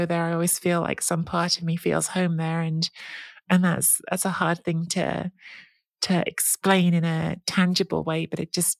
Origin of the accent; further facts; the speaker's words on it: England, United Kingdom; I am English. I grew up in England. I probably understand England truthfully better than I understand Italy, because I've lived here for most of my life.